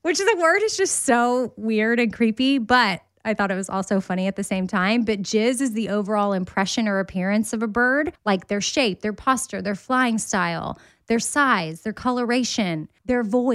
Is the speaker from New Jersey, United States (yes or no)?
no; Austin, Texas, United States; I grew up in Austin